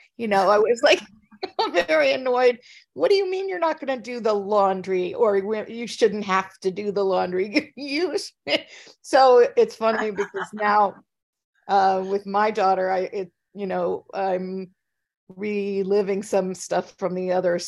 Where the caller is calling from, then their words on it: Minnesota, United States; Well, I'm in Minnesota. I'm in a small town that's about an hour and 15 minutes southwest of Minneapolis.